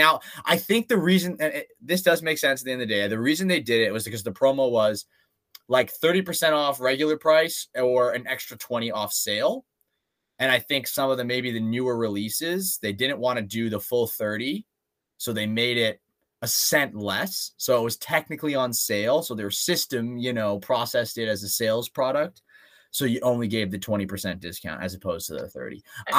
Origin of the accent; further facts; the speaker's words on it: Canada; we're Canadian.